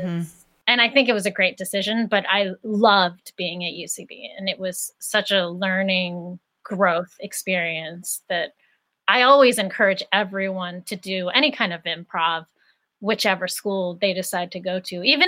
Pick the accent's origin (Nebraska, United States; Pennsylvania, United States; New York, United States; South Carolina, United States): Pennsylvania, United States; Greensburg; I grew up in Greensburg, Pennsylvania, which is an hour outside of Pittsburgh.